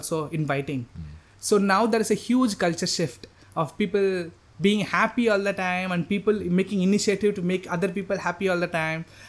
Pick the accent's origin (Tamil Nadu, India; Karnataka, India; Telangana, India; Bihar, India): Tamil Nadu, India; Chennai; English is a second language; moved away as an adult; now in Chiang Mai, Thailand; growing up in Chennai, India